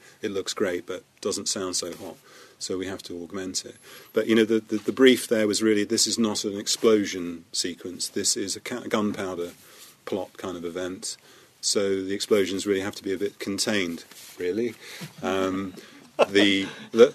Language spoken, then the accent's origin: English; United Kingdom; as a British, we were a British sound crew